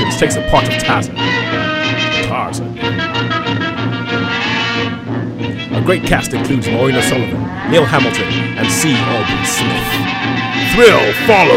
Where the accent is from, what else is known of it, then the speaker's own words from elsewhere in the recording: Nigeria; moved away; I grew up in Nigeria